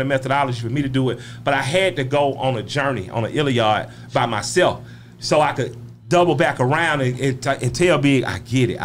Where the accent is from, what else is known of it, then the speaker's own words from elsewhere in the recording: Atlanta, Georgia, United States; I'm from the West Side. You know, Southwest Atlanta gave you …, ….